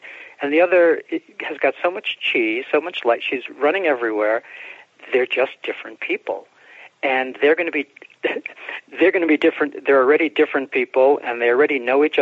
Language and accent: English; New York City, New York, United States; also born or lived in Bronx; my mom and I moved out to Brooklyn from the Bronx when I was about five or so